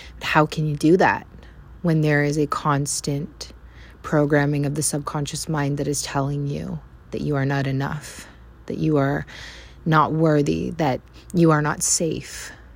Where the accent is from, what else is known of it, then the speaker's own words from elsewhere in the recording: Vancouver Island, British Columbia, Canada; moved away as an adult; also born or lived in North America; I am from Vancouver Island, Canada.